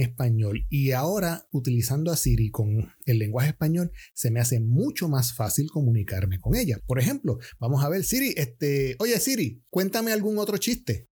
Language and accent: Spanish; Puerto Rico; soy puertorriqueño